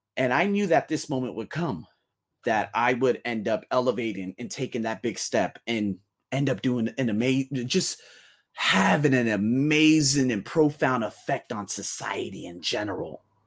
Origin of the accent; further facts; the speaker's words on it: United States; now in Thailand; I'm from America